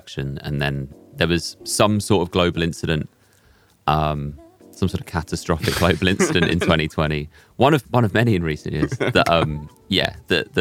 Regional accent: London, United Kingdom; also born or lived in Aberdeen; I grew up in London. I grew up in Hackney

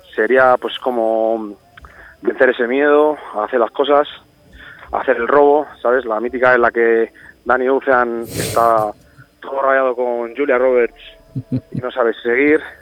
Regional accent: Aranda de Duero, Castile and León, Spain; Soy de Burgos, de Aranda de Duero.

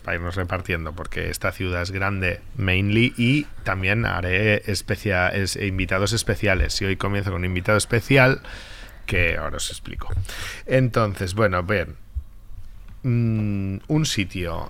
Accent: Lloret de Mar, Catalonia, Spain; mi pueblo, que es Lloret de Mar.

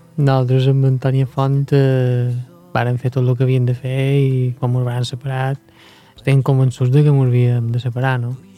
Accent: Mallorca, Balearic Islands, Spain; nosaltres som mallorquins

